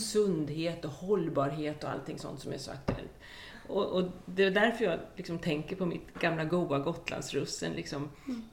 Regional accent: Östergötland, Sweden; also born or lived in Skåne; jag kommer ju från Östergötland och lite samma sak. Uppvuxen på en gård

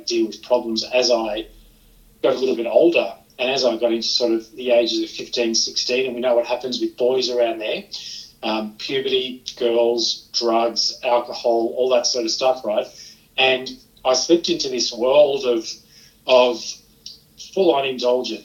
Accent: Sydney, New South Wales, Australia; moved away as an adult; also born or lived in Geelong, Victoria; I grew up in Sydney, that then led me to Victoria, Geelong in Victoria to be exact

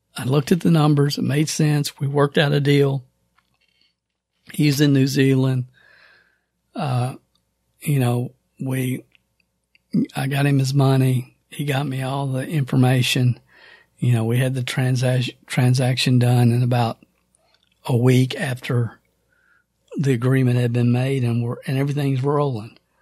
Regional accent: the South, United States; accent: Southern; my Southern accent

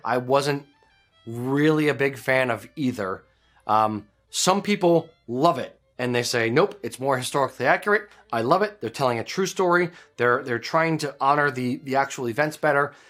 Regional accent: United States; I'm an American kilt maker

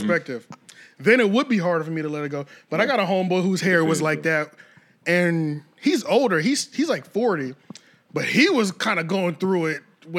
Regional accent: Philadelphia, Pennsylvania, United States; They'd be like, you work up in Philly? Yeah, yeah, I'm from Philly.

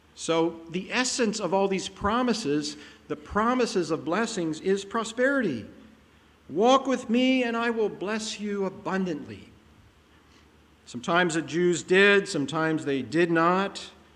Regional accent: Pennsylvania, United States; moved away; I grew up in Pennsylvania

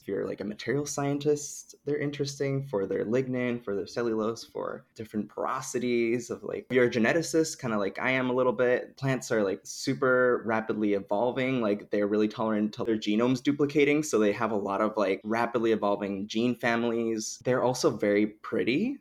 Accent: Dominican Republic; moved away; I grew up in the Dominican Republic

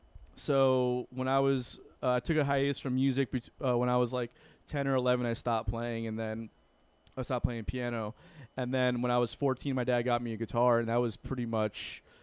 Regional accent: Broward County, Florida, United States; I did not really grow up in Miami. I grew up in Broward, right?

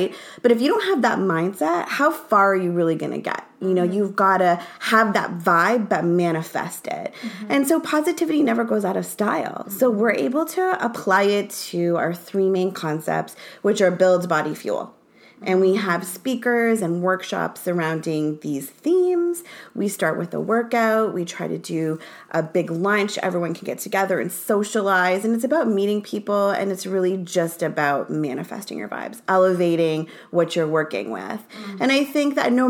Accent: Canada; moved away; I'm actually Canadian, so I did a lot of acupuncture in Canada

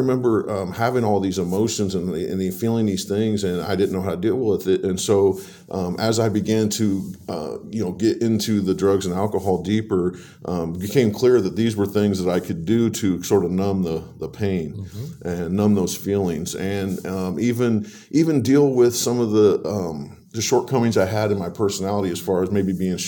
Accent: Warsaw, Indiana, United States; also born or lived in Leesburg, Indiana; I'm a lifelong resident of this area. I was born in Leesburg, Indiana, moved to Warsaw when I was about 10, went to Lincoln Elementary, then went to both of the middle schools

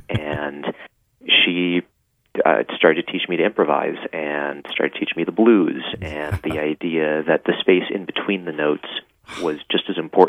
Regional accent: Washington, District of Columbia, United States; I grew up in the Washington, D.C. area, and started gigging around age 13 or 14

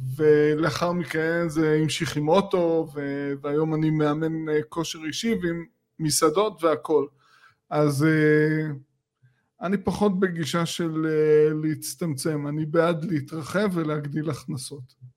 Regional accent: Israel

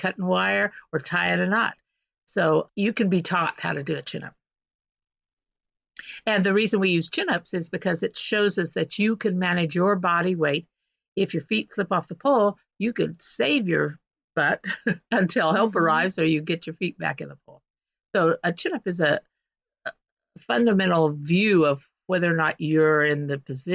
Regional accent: St. John, Kansas, United States; moved away as an adult; now in Seattle, United States; 350 miles from you, right in the middle of Kansas. Tiny little town called St. John. I'm a fifth generation farm owner

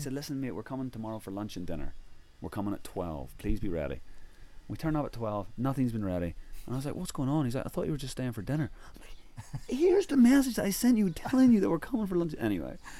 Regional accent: Ireland; I'm from Ireland

